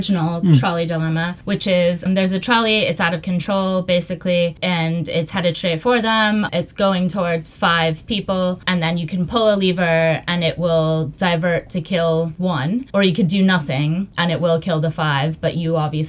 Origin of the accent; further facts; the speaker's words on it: New York, United States; I'm from New York, by the way.